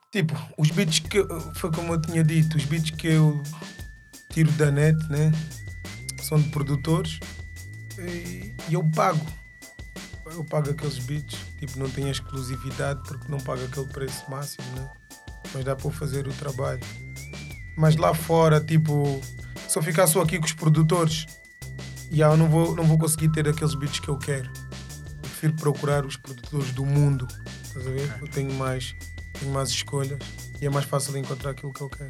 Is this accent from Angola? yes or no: yes; Angola; sou angolano com muito orgulho